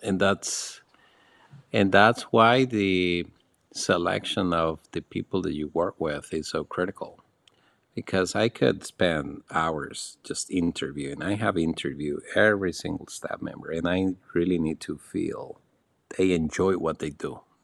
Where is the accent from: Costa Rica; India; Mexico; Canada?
Costa Rica; Alajuela; moved away as an adult; also born or lived in Nicaragua; now in Panama; in my hometown, which is in the mountains on the road to Puas Volcano, I grew up in a family